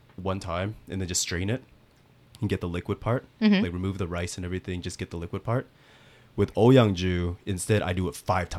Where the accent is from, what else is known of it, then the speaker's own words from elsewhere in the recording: United States; now in South Korea; I'm from the States.